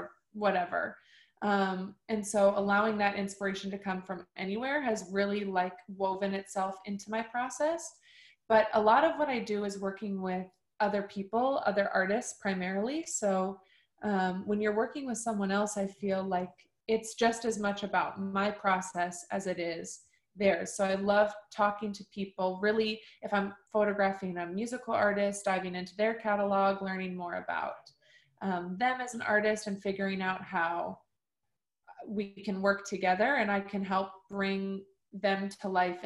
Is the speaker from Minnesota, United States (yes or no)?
yes; Minneapolis, Minnesota, United States; also born or lived in Madison, Wisconsin; now in Los Angeles, United States; I was born and raised in Minneapolis, like Twin Cities area, and then moved shortly after to Madison.